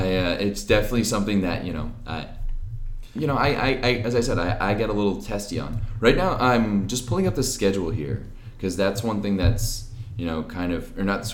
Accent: Ottawa, Ontario, Canada; I'm from Ottawa. {S0} Yes. {S1} This is the town I grew up in.

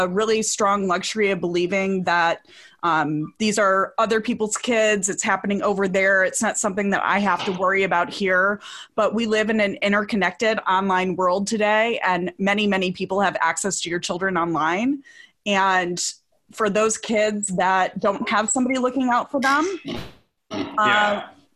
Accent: Midwest, United States; the very secure, curated life that I was provided growing up in the Midwest

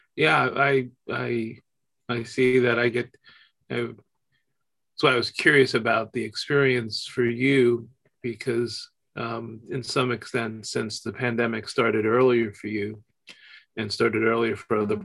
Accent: United States; just as an American whose passport is um, normally accepted everywhere

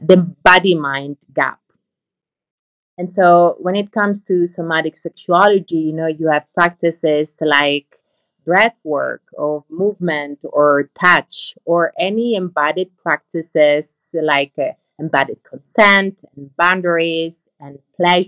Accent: Italy; also born or lived in Netherlands; now in Amsterdam, Netherlands; I'm from Italy, but I work in the Netherlands. I'm based in the Netherlands

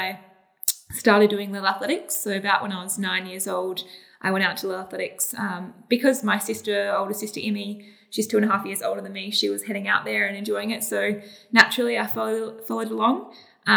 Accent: Adelaide, South Australia, Australia; I feel very lucky to have grown up here

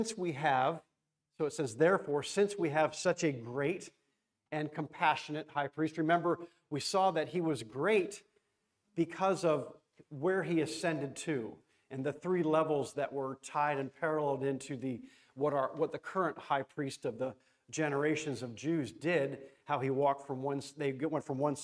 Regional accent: Florida, United States; I'm from Florida

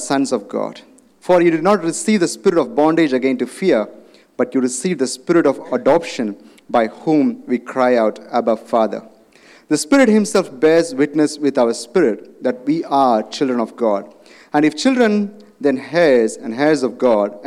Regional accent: India; moved away; I come from India.

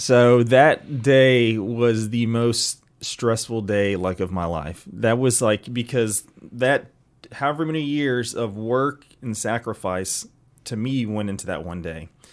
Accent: East Cobb, Georgia, United States; I actually grew up here in East Cobb

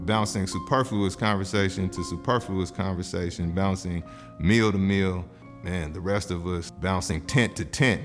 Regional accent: San Francisco, California, United States; born and raised in San Francisco

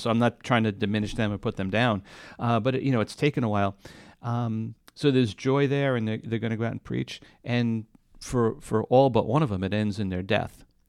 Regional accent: New York, United States; I grew up in New York

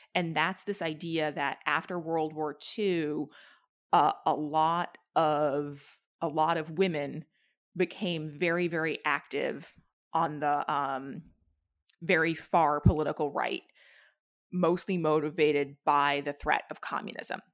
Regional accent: New Hampshire, United States; I grew up in New Hampshire

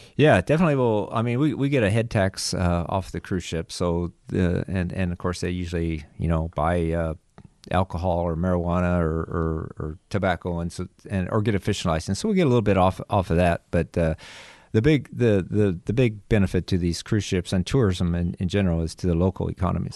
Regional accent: Nebraska, United States; moved away; also born or lived in New Mexico; I'm from Nebraska

